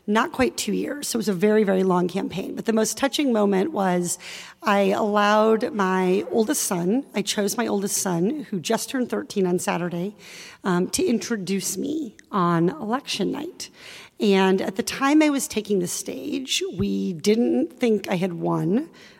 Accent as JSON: {"language": "English", "region": "Iowa", "country": "United States", "tie": "born or raised there", "said": "I grew up in Iowa"}